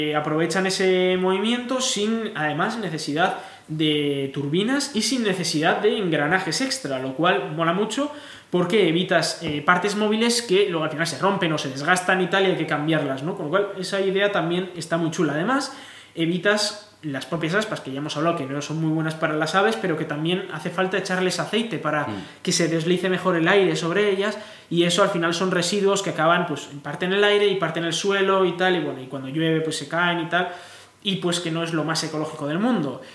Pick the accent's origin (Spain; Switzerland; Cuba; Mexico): Spain